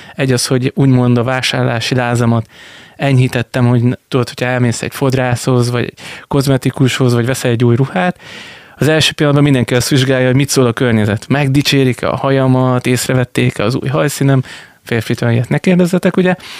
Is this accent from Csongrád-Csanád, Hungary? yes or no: yes; Bordány, Csongrád-Csanád, Hungary; moved away as an adult; now in Szeged, Hungary; Én ugye Bordányban nevelkedtem